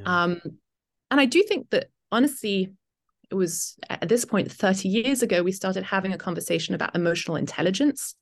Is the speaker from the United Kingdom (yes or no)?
yes; United Kingdom; accent: British; moved away as an adult; also born or lived in Italy; now in Detroit, United States; I am indeed British